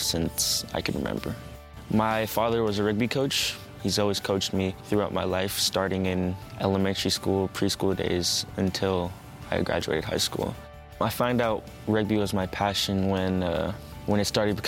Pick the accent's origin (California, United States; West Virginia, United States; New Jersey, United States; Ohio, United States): California, United States; Sacramento; I was born in Sacramento, California, United States